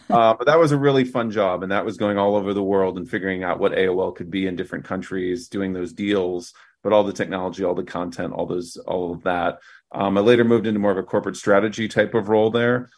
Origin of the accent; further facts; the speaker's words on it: Fort Wayne, Indiana, United States; moved away; my hometown of Fort Wayne, Indiana